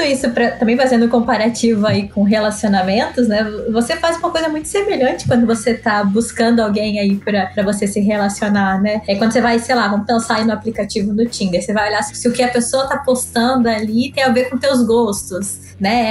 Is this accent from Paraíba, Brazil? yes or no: no; Florianópolis, Santa Catarina, Brazil; sou de Florianópolis, Ilha da Magia.